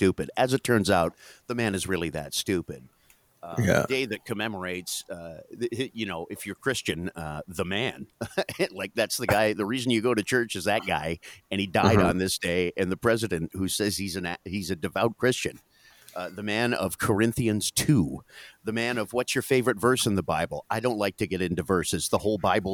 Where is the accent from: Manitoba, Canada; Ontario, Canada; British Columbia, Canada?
Ontario, Canada; Niagara; I grew up in Niagara, fruit